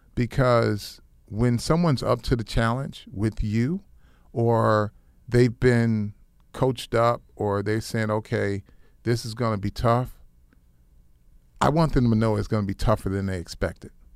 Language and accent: English; Flint, Michigan, United States; I grew up in Flint, Michigan, uh, little town